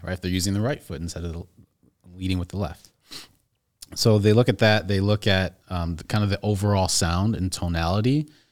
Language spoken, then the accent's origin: English; Skokie, Illinois, United States; also born or lived in Evanston; from here, from Chicagoland. I actually grew up in Skokie.